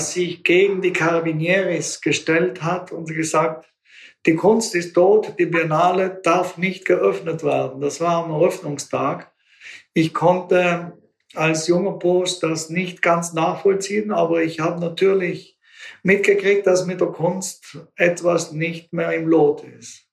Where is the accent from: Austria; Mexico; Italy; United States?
Italy; Bolzano, Trentino-Alto Adige; moved away as an adult; meiner Heimatstadt Bozen